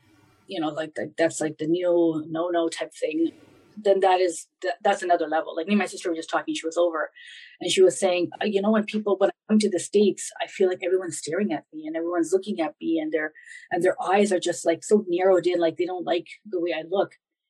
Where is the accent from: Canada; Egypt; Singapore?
Canada; moved away; You know, I grew up in a time when wearing a hijab in the in Canada was not as popular as it is today.